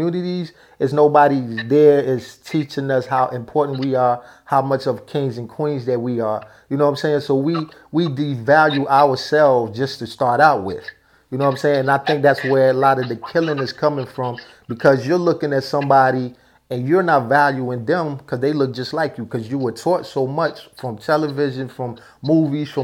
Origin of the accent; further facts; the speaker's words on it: New York City, New York, United States; accent: up north; also born or lived in New Jersey / Newark, New Jersey; I grew up in Brooklyn and in Jersey